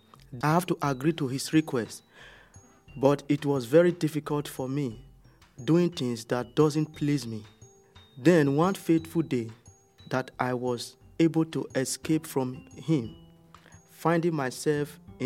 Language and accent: English; Nigeria; moved away as an adult; now in Netherlands